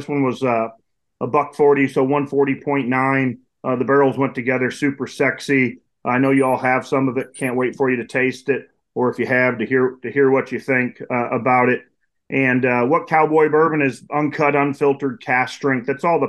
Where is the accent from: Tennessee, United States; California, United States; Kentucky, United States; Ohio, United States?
Ohio, United States; moved away as an adult; now in Texas, United States; I grew up in Ohio. I'm a Buckeye.